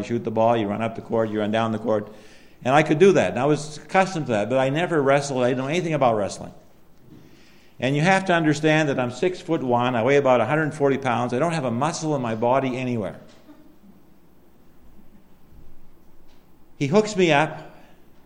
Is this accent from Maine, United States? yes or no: yes; Allagash, Maine, United States; I was the only one from Allegash